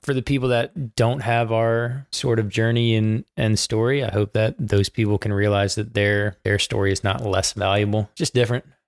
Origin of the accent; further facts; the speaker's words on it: Baltimore, Maryland, United States; moved away as an adult; now in Charlotte, United States; I was born in Baltimore, Maryland, to two fantastic parents